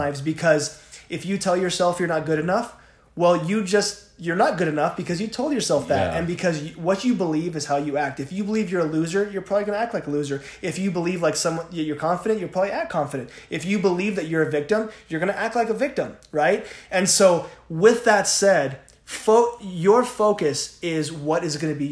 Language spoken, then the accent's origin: English; Southern California, United States; now in Utah, United States; I'm from Southern California. Yeah. I moved out here.